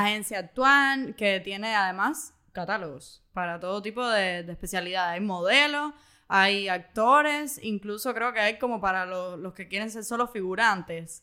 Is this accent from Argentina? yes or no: no; Cuba; vi a mis tíos que cuando yo nací no estaban en Cuba